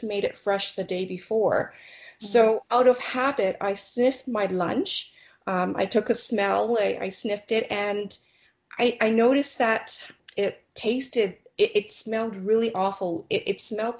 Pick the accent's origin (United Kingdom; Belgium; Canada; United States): Canada; Toronto, Ontario; I was born and raised in Toronto, Canada.